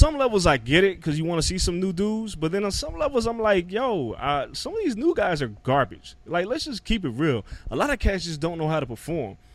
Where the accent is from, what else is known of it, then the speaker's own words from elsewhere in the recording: New York City, New York, United States; moved away; also born or lived in Las Vegas; I'm from Rockaway. I was born there